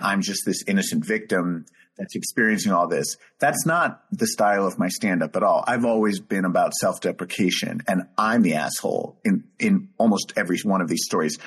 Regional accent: New York, United States; just being a New Yorker

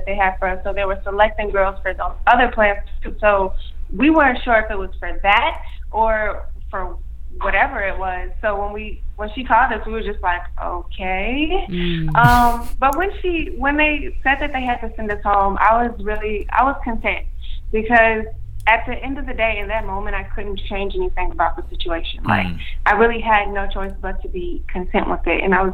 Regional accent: Chicago, Illinois, United States

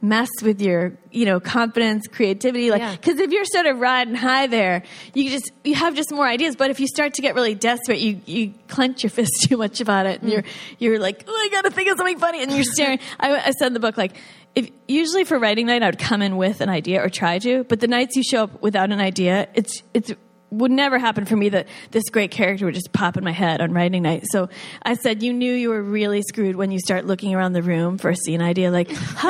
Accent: New York, United States; I'm from New York

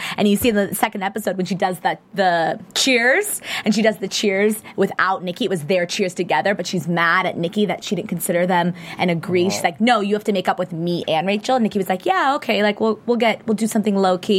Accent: Los Angeles, California, United States; my parents are from New York, so I'm from LA, but my parents are from New York, so I'm used to the New York accent. So I identify more with the New York accent

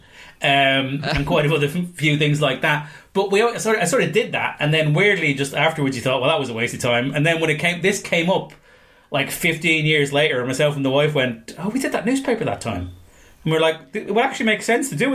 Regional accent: Ireland; I'm Irish.

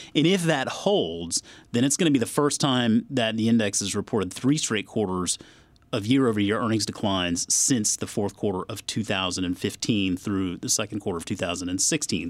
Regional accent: South Carolina, United States; now in Northern Virginia, United States; growing up in South Carolina, vacationing a lot in North Carolina

